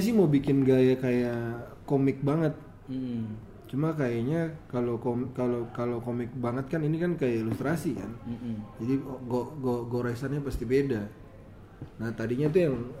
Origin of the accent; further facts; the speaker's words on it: Ambon, Maluku, Indonesia; gue Ambon